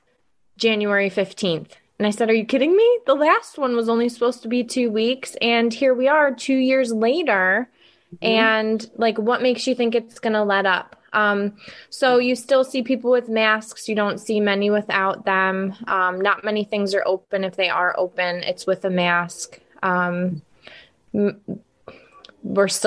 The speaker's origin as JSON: {"language": "English", "region": "upstate New York", "country": "United States", "tie": "born or raised there", "said": "I am a native to New York"}